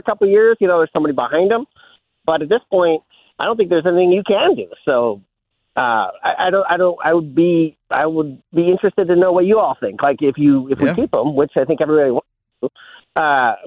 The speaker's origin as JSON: {"language": "English", "town": "Mount Pleasant", "region": "Michigan", "country": "United States", "tie": "born or raised there", "said": "he's from my hometown in Michigan, too. We're both from Mount Pleasant"}